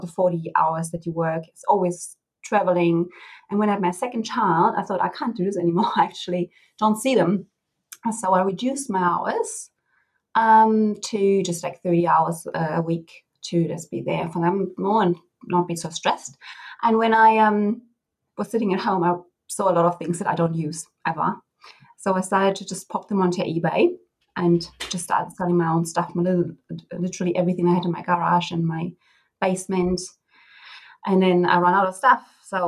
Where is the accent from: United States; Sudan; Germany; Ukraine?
Germany; East Germany; moved away as an adult; now in Perth, Australia; I'm from Germany, East Germany, to be accurate. And I moved to Australia 3.5 years